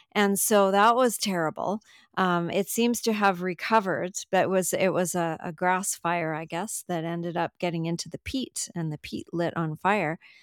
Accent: Canada; I'm from Canada

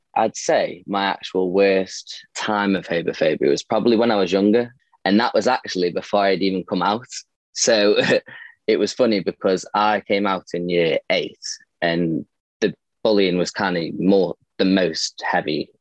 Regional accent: Stoke-on-Trent, West Midlands, United Kingdom; I'm from Stoke. I'm 22

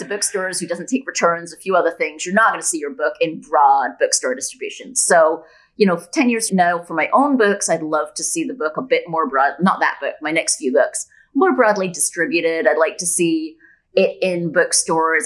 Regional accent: Scotland, United Kingdom; also born or lived in Bay Area, California, United States; now in Puerto Escondido, Mexico; I'm originally from Scotland, but after 20 years in the Bay Area, for the last seven years, my hubby and I have been nomadic

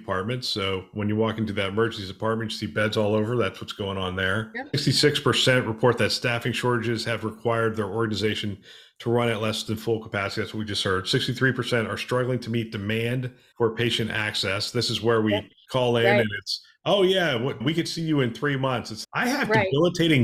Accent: Pennsylvania, United States; I'm from Pennsylvania

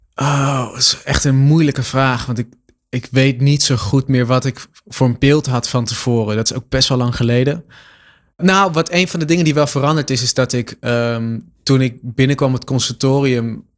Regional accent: Lochem, Gelderland, Netherlands; ik had een, een krantenwijkje ehm, in Lochem waar ik ben opgegroeid

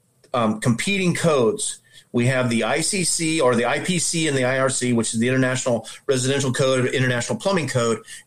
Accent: Omaha, Nebraska, United States; I'm from Omaha, Nebraska. I'm a tile setter

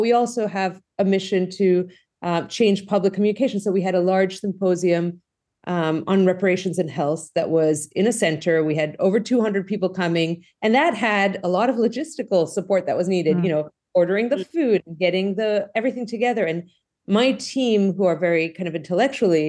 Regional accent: Greece; moved away as an adult; now in United States; the folks who know me knew I grew up in Greece. So, you know, I came to the U.S. for college and I went to school in Greece.

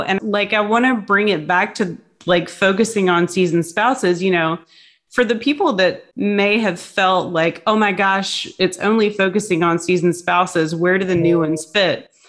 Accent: Hampton Roads, Virginia, United States; moved away as an adult; I grew up in Hampton Roads

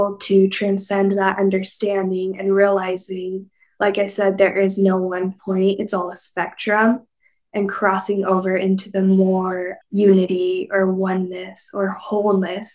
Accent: Mojave Desert, Northwestern Arizona, United States; also born or lived in Southern California; It's right on the border of California and Nevada and Arizona. So I grew up in the Mojave Desert

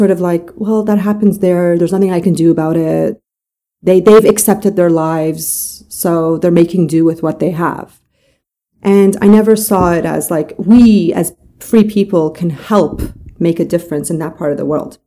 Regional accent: Toronto, Ontario, Canada; also born or lived in Mashhad, Iran; I grew up in Canada. So I left in 1989 from Mashhad, Iran, with my mom and dad and my brother. And we moved to Toronto, Canada in 1989

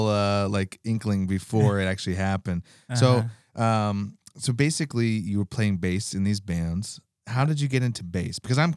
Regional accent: Alaska, United States; We're from Alaska.

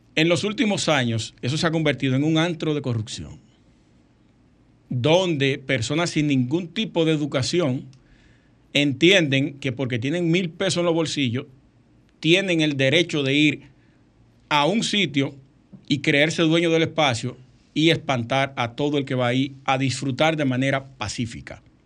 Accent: Dominican Republic; somos dominicanos

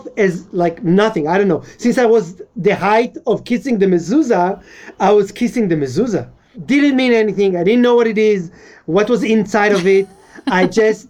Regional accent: Israel; I'm Israeli, but European Jews that came were considered more. So growing up as a Moroccan was kind of underdog in a way

